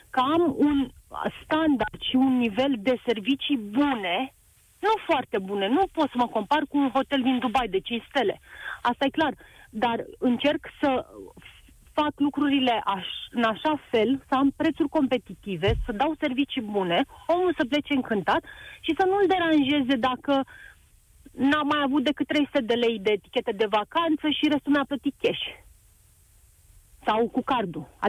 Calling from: Vistișoara, Brașov County, Romania; de la Vistișoara. Uh, noi avem o pensiune de 10 camere aici în sat la Poalele Munților Făgăraș.

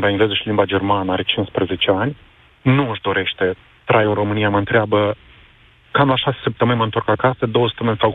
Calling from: London, United Kingdom; Bună ziua, vă sunt din Londra.

